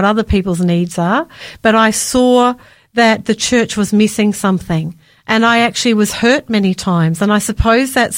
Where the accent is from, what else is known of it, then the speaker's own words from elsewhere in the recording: Victoria, Australia; I grew up in Victoria